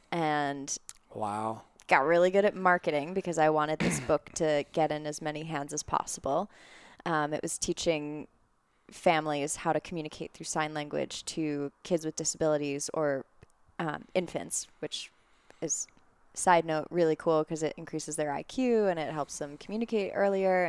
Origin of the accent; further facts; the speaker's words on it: Long Island, New York, United States; moved away as an adult; now in Colorado, United States; I grew up on Long Island